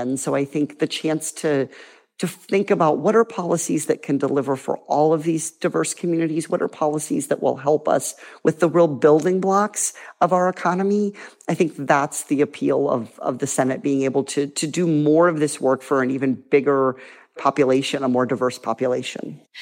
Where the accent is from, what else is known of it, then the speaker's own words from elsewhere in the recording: Iowa, United States; now in California, United States; Iowa, where I grew up